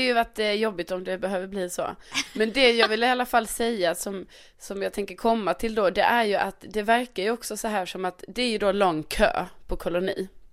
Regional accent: Skåne, Sweden; also born or lived in Värmland; jag är ju ändå från Skåne och vi råkar ju ha en egen flagga

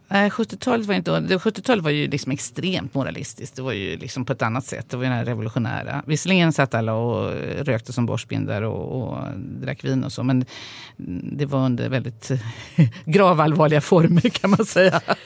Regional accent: Sweden; jag är ju uppvuxen i Sverige

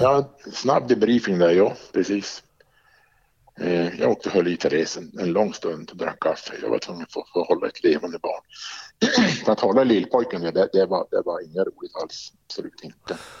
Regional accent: Arjeplog, Norrbotten County, Sweden; moved away as an adult; also born or lived in Boden / Jönköping / Stockholm / Luleå; Jag är uppvuxen i Arjeplog.

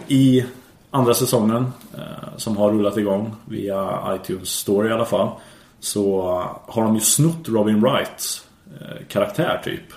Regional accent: Värmland, Sweden; jag är från Värmland

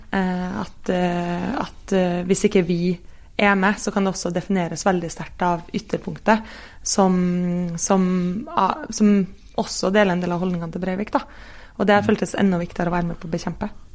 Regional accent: Kristiansund, Møre og Romsdal, Norway; jeg er fra Kristiansund

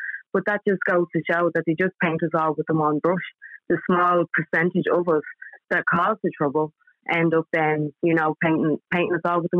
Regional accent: Ireland

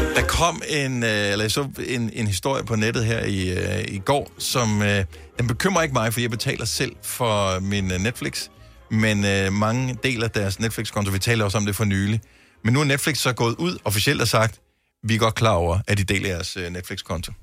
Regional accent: Funen, Southern Denmark, Denmark; jeg er fra Fyn, så det flager.

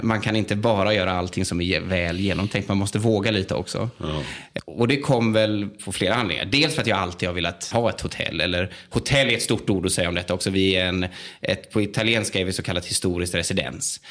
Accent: Västergötland, outside Jönköping, Västra Götaland, Sweden; moved away as an adult; now in Italy; jag är född och uppvuxen eh, i Västergötland, ja. utanför Jönköping

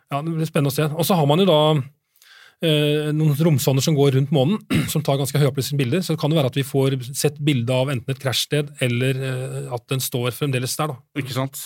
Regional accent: Norway; for oss som nordmenn

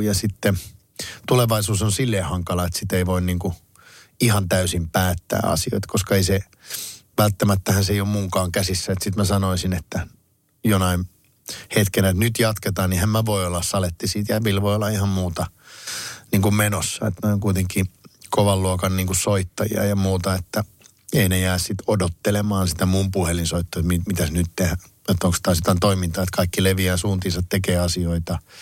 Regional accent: Kouvola, Kymenlaakso, Finland; mä oon itse Kouvolasta kotosi

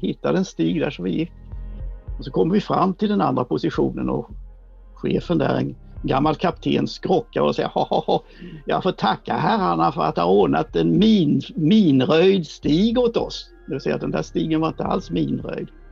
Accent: Sweden; vi är svenskar

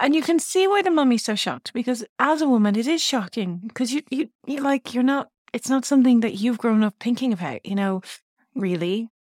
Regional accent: Navan, Leinster, Ireland; moved away; also born or lived in England; I grew up in Navan

